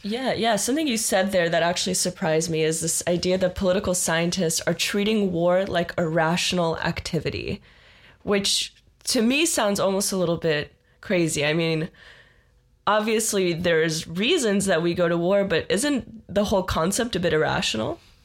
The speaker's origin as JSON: {"language": "English", "country": "Israel", "moved": "yes", "said": "I am originally from Israel"}